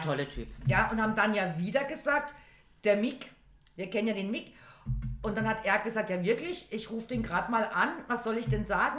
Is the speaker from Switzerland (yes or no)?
no; Germany; wir sind Deutsche